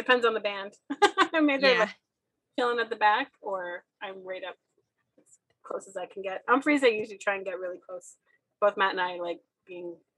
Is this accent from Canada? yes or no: yes; Moncton, New Brunswick, Canada; moved away as an adult; now in Ottawa, Canada; I grew up in Moncton and I would take the train to Montreal and see shows all the time